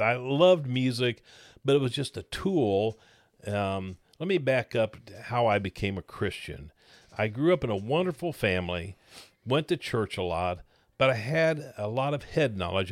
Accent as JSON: {"language": "English", "town": "Blue Springs", "region": "Missouri", "country": "United States", "tie": "born or raised there", "said": "I grew up in Blue Springs, Missouri"}